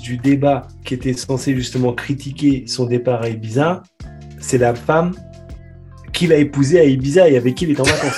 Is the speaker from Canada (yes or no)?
no; France; en tant que français